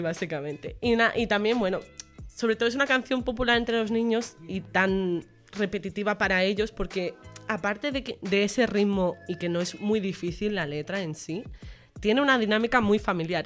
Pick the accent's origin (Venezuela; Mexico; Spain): Spain; Menorca, Balearic Islands; moved away as an adult; also born or lived in Extremadura; now in Badajoz, Spain; yo soy de Menorca. Y un dato curioso es que yo vine a Extremadura